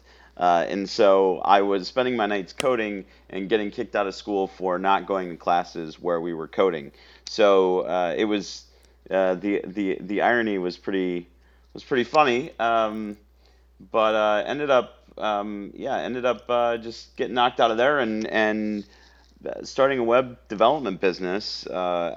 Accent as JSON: {"language": "English", "town": "Council Bluffs", "region": "Iowa", "country": "United States", "tie": "born or raised there", "moved": "as an adult", "lives_now": "Austin, United States", "said": "born and raised in Council Bluffs, Iowa"}